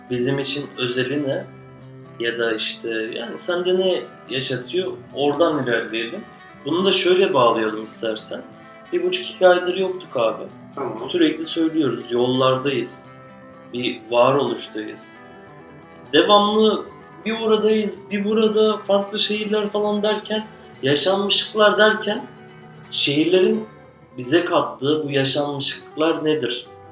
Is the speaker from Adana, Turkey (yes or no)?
yes; Adana, Turkey; Adana. Doğduğum şehir.